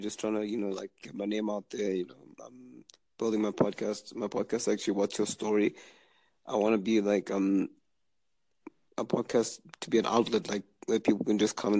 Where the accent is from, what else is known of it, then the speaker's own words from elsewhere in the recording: Zimbabwe; now in Canada; Actually, from my house in Zimbabwe. I'm actually based in Canada.